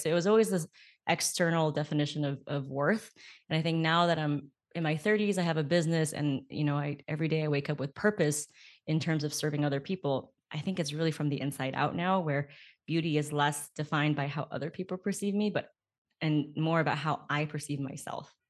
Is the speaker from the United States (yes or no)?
yes; California, United States; also born or lived in Beijing; I was born in California, and then growing up, I went back and forth and back and forth, and I'll live with my grandparents, like, in the summers and winters, and then I would come back.